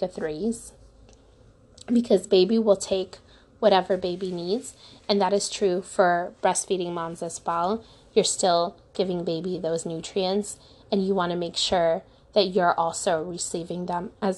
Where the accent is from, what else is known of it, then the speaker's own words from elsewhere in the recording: Ukraine; now in United States; I was born in Ukraine